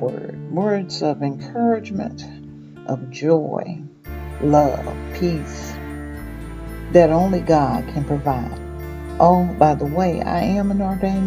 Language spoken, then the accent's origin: English; Mississippi, United States; moved away; I was born and raised in Mississippi, but I have traveled and lived in many places.